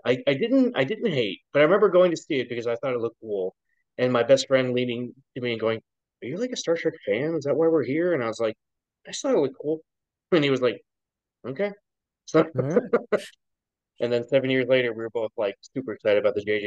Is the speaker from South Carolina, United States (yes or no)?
no; Ohio, United States; I was born in Ohio